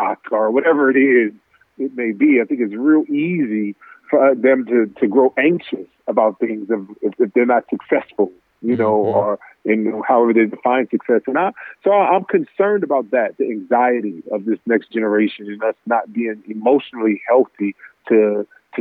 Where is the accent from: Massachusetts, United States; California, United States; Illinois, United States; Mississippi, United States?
California, United States; Los Angeles; I'm born in LA. You know, I grew up in the Magic era